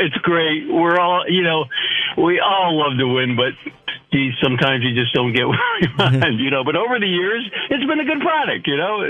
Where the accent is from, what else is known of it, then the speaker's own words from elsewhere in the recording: Syracuse, New York, United States; moved away; I grew up in Syracuse, moved many different places